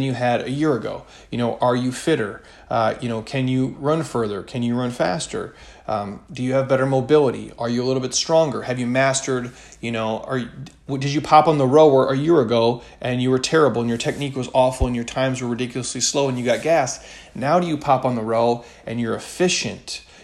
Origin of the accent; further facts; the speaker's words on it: Midwest, United States; I grew up in the Midwest